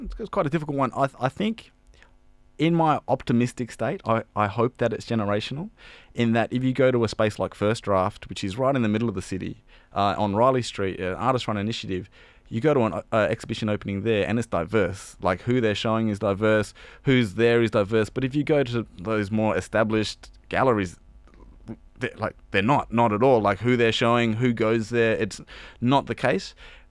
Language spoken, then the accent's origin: English; Perth, Western Australia, Australia; now in Sydney, Australia; Well, I joke around that I'm from Perth, the real Western Sydney.